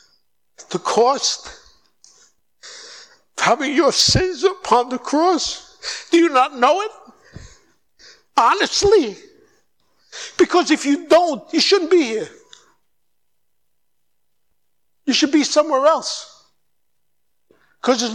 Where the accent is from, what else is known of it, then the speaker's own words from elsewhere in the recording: New York City, New York, United States; moved away as an adult; also born or lived in United Kingdom; now in Brazil; I grew up in New York